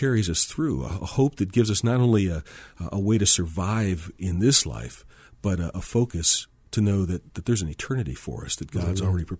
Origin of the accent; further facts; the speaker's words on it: Michigan, United States; You know, I grew up in Michigan and didn't intend to become a pastor.